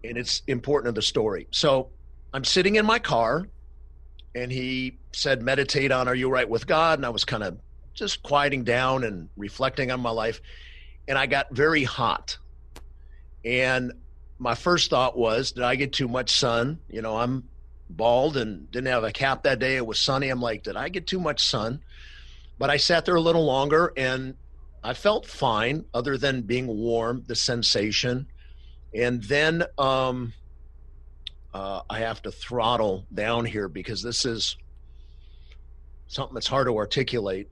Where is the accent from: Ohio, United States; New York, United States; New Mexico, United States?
Ohio, United States; Cleveland; now in Los Angeles, United States; born and raised in Cleveland, Ohio.